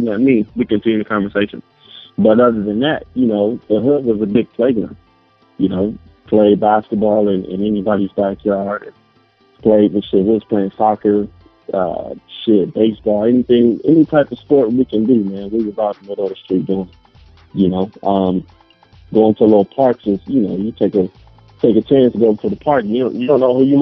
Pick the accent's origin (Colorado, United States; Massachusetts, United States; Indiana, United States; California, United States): California, United States; Los Angeles; also born or lived in Compton; born in Compton, South Central Los Angeles. Grew up right off of 81st between Main and Broadway, right in the heart of it